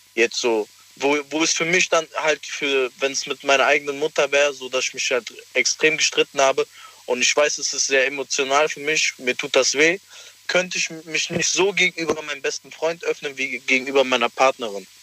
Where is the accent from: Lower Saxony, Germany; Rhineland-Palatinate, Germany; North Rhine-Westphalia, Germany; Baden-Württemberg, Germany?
North Rhine-Westphalia, Germany; Cologne; Aus Köln